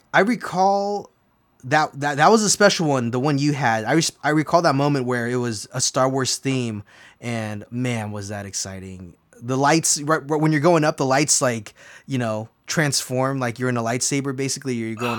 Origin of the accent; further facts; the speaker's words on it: California, United States; I grew up in Southern California, and back in the day, I would get an annual pass for $100.